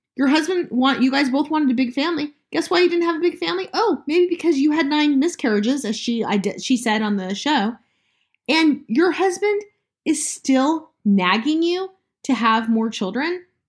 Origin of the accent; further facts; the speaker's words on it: Utah, United States; I went to high school and junior high with my brother-in-law. It's disturbing, I know, it's 'cause I'm from Utah